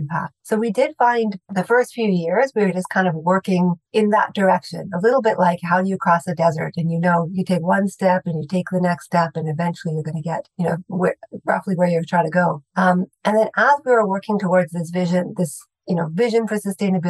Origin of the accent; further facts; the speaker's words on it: Saskatchewan, Canada; I grew up in Saskatchewan